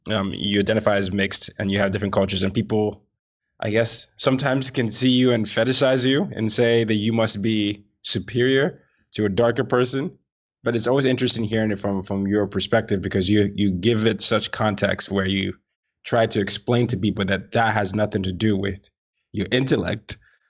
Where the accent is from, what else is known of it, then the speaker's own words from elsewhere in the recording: Nigeria; now in United States; growing up in Nigeria